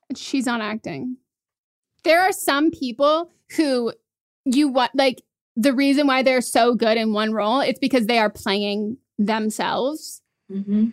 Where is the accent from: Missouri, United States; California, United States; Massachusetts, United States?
California, United States; Marin County; I grew up in a very affluent area. I grew up in Marin County and I went to public schools there.